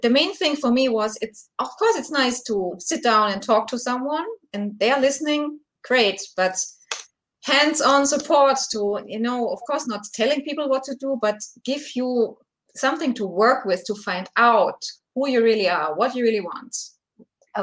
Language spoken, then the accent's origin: English; Germany; I'm from Germany, so it's quite late over here.